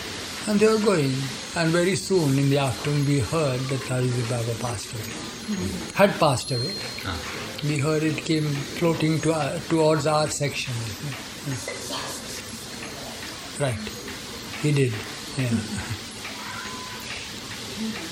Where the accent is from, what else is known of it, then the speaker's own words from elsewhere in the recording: Nagpur, Maharashtra, India; moved away; we are from Nagpur